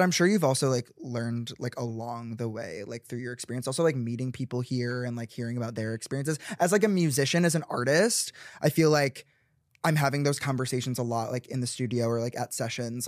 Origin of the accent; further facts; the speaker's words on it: Chicago, Illinois, United States; I grew up in the suburbs of Chicago